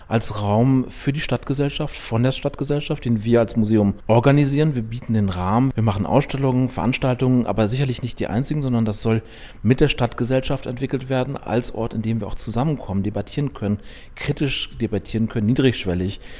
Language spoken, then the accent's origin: German; Münster, North Rhine-Westphalia, Germany; moved away as an adult; now in Chemnitz, Germany; ich bin in Münster aufgewachsen